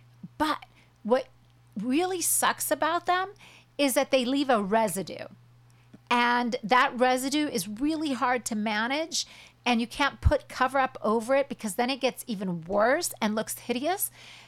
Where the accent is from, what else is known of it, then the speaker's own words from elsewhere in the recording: Huntington Beach, California, United States; I'm from Huntington Beach, and I grew up watching her.